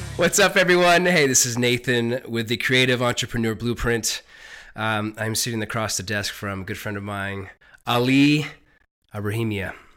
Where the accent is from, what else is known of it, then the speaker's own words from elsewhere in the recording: Silicon Valley, California, United States; I grew up in Silicon Valley